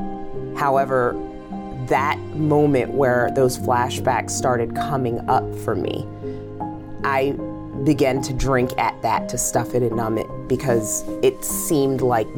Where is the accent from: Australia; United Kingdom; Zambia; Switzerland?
Zambia; now in United States; I'm African, born in Zambia. My mom's Zambian, and my dad is Caucasian American